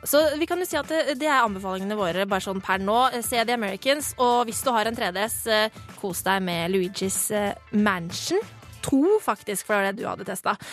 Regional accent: Bærum, Akershus, Norway; Eh, jeg kommer fra, fra Bærum

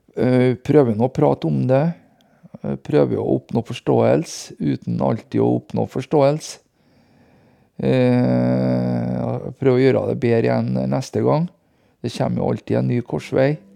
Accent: Hitra, Trøndelag, Norway; det er en gutt fra landet, som eh, jeg er, da, fra Hitra

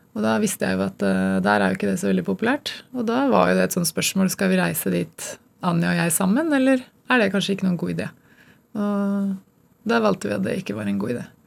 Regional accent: Gjøvik, Innlandet, Norway; moved away as an adult; also born or lived in Denmark; det var ikke noen synlige rollemodeller i, i den byen jeg vokste opp

